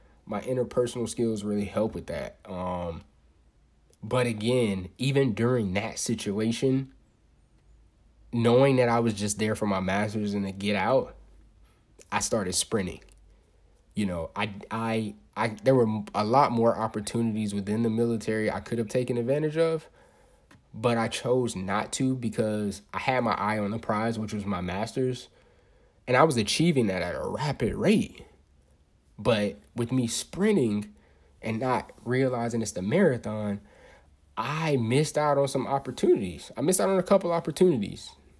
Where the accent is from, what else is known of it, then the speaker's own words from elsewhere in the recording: United States; born there; I was born in Polk County and then ended up moving. Me and mom's ended up moving and everything like that.